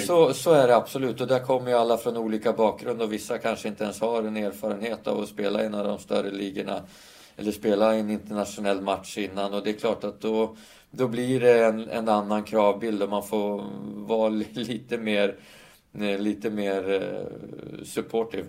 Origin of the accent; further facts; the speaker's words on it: Stockholm, Stockholm County, Sweden; Stockholm som är min, min hemstad